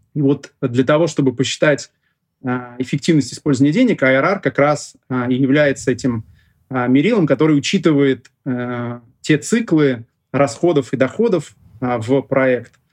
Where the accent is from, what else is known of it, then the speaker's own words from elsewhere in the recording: Russia; я родился сам в России, здесь всю жизнь живу